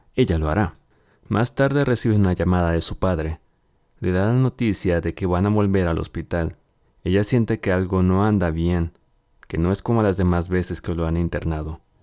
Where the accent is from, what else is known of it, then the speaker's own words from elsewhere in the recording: Mexico; aquí en mi país, México.